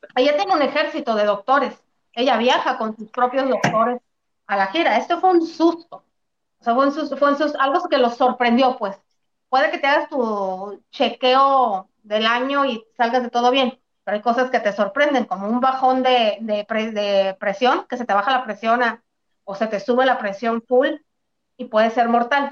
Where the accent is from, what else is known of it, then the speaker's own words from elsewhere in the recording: Mexico; aquí somos los mexicanos